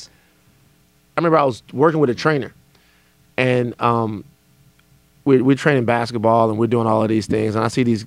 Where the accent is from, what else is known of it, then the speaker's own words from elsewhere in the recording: Louisiana, United States; I'm from Louisiana